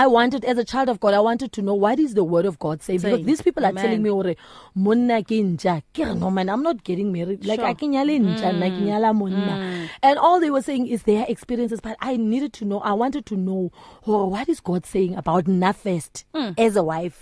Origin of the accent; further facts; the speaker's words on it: Kimberley, Northern Cape, South Africa; moved away as an adult; now in Johannesburg, South Africa; I was born and raised in Kimberley, the Northern Cape